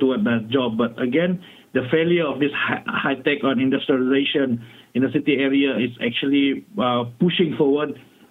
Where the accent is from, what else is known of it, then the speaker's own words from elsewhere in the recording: Sabah, Malaysia; I'm from Sabah